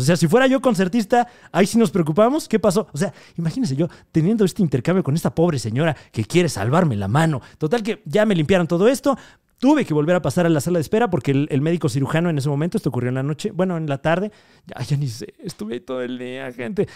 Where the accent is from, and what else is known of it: Mexico